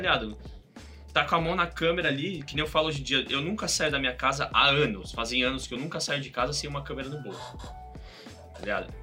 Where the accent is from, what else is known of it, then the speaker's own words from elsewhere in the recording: São Paulo, Brazil; moved away as an adult; now in United States; eu sou de São Paulo, é, do bairro da Saúde, onde cresci, fui criado